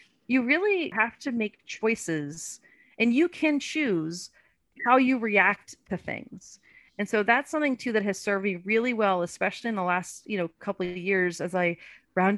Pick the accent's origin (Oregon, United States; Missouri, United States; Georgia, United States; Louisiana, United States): Louisiana, United States; accent: Louisiana; I'm from Louisiana too, right? So now my Louisiana accent's coming out